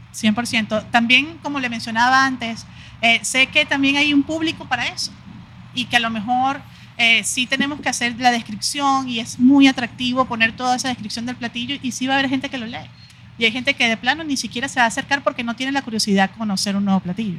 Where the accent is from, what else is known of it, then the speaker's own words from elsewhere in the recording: Venezuela; moved away as an adult; now in Mexico; yo vengo de Venezuela y tengo aquí ya 15 años